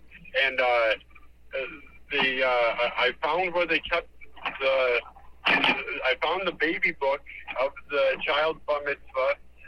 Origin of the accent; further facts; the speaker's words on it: New Jersey, United States; when I used to live in, I grew up in New Jersey.